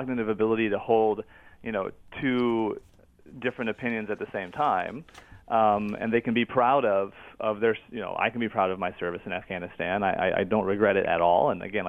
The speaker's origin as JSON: {"language": "English", "region": "Illinois", "country": "United States", "tie": "born or raised there", "moved": "yes", "said": "I was literally working as an arborist in my hometown in Illinois"}